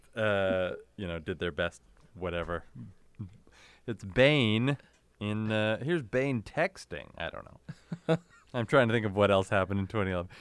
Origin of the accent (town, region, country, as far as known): Canada; born or raised there